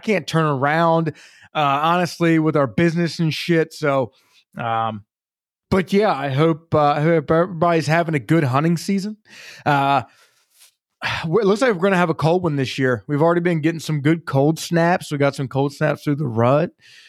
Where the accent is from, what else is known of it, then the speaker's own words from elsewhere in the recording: Maryland, United States; moved away; But when I moved from Maryland here to PA, I come from North Central Maryland. I live in South Central Pennsylvania.